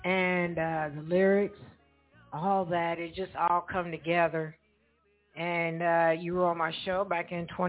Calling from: Evansville, Indiana, United States; I am calling from Evansville, Indiana

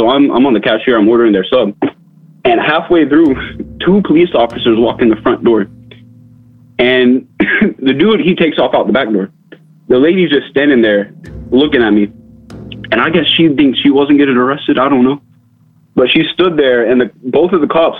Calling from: Tallahassee, Florida, United States; Calling from Tallahassee, Florida

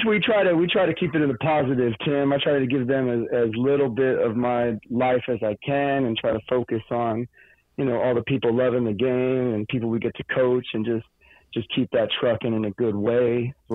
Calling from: Glendale, Arizona, United States; I'm right over here on the west side, man. Over here in Glendale, Peoria, Maryville, wherever I need to be.

